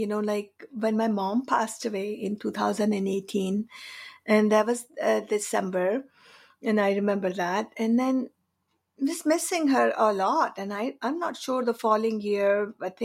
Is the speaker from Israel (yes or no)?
no; India; moved away as an adult; also born or lived in Canada; now in Victoria, Canada; I've been in Canada for over 32 years. So I've been here longer than I've been in India. I'm from India